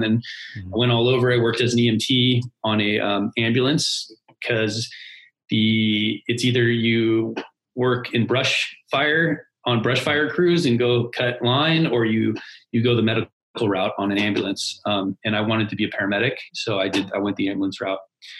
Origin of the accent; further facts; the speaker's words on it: California, United States; So, long story short is I grew up in Southern California.